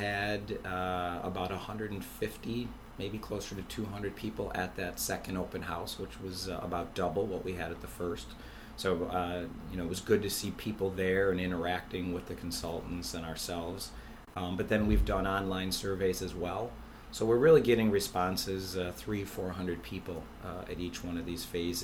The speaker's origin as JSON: {"language": "English", "town": "Buffalo", "region": "New York", "country": "United States", "tie": "born or raised there", "said": "I grew up in the South Towns and went to school at UB, and I've been working here ever since"}